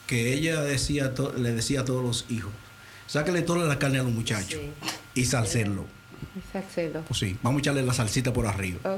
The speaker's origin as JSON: {"language": "Spanish", "country": "Dominican Republic", "moved": "yes", "lives_now": "Netherlands", "said": "nosotros los dominicanos, por eso somos como somos porque somos como el sancocho."}